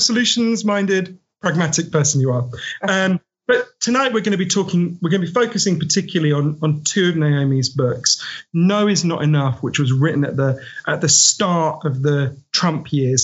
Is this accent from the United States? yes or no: no; United Kingdom; I'm a British writer